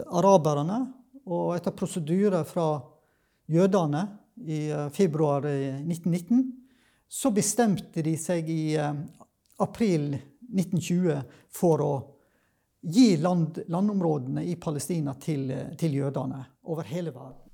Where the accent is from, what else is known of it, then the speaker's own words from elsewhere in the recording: Sogn, Vestland, Norway; now in Kristiansand, Norway; jeg kommer egentlig fra Vestlandet, da, fra Sogn